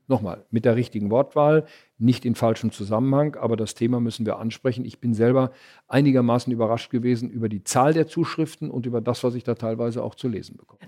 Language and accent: German; Arnsberg, North Rhine-Westphalia, Germany; in meiner Heimatstadt Arnsberg